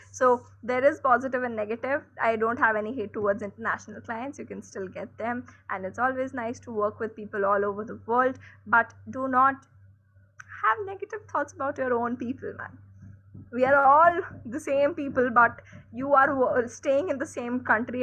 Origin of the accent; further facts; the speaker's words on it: India; I am an Indian